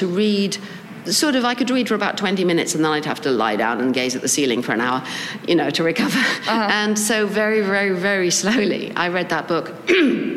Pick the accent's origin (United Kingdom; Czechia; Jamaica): United Kingdom; England; as you can tell from my voice, I come from England